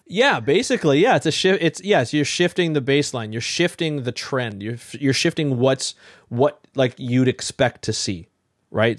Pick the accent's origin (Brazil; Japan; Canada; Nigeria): Canada; Ontario; where I grew up in Ontario